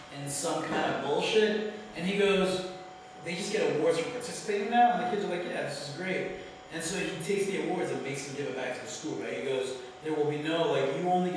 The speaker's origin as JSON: {"language": "English", "town": "Philadelphia", "region": "Pennsylvania", "country": "United States", "tie": "born or raised there", "moved": "yes", "lives_now": "New Jersey, United States", "said": "I was raised in, like, the Philly area"}